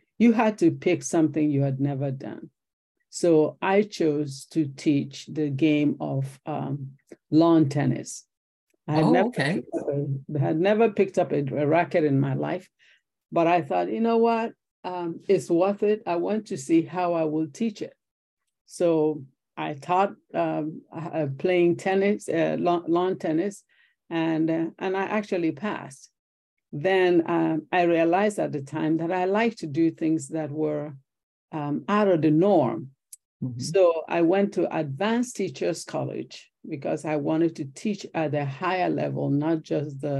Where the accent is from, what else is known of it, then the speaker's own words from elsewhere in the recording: Nigeria; moved away as an adult; also born or lived in Logan, Utah / California; now in United States; I was born in Nigeria, in West Africa